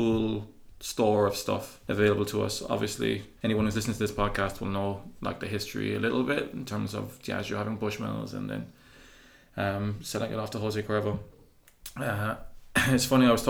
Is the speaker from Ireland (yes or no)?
yes; Cork, Munster, Ireland; moved away; I'm from Cork, kind